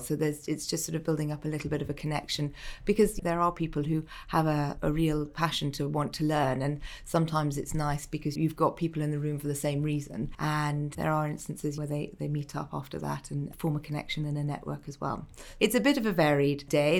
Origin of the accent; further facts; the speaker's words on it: Malta; moved away; Growing up in Malta